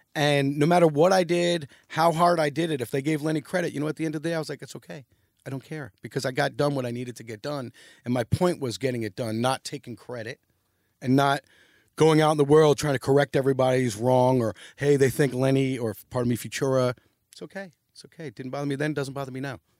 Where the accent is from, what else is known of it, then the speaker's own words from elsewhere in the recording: New York City, New York, United States; also born or lived in Long Island; I was born in Long Island, but I grew up in New York City